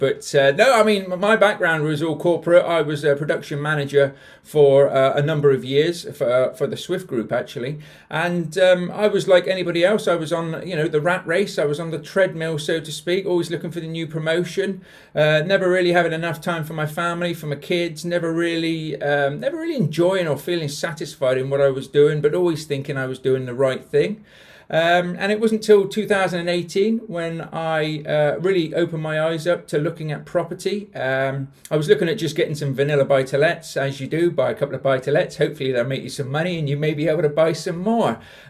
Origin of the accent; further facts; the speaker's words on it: Bath, South West England, United Kingdom; also born or lived in London; When I obviously I'm not from South Yorkshire, you can probably tell from the accent. So I used to live in Bath. We were originally from London, moved to Bath when I was about 10 and grew up there, which is why I sound like I do now.